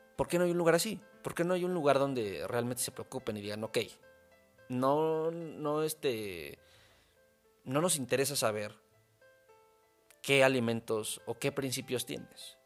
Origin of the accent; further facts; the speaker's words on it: Mexico; soy mexicano